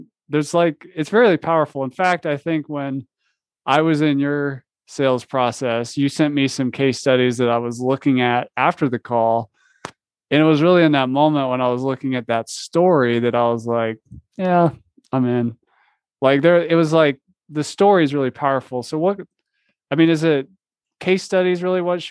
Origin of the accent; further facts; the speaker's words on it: the South, United States; moved away; I'm originally from the South, so I talk slow